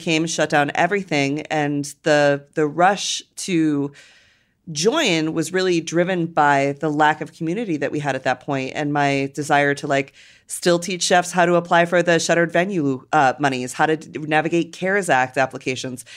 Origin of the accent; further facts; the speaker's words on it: United States; as American